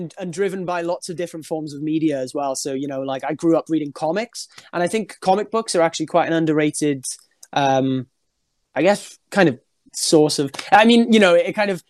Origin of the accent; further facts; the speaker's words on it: Wales, United Kingdom; I'm obviously a Welsh dude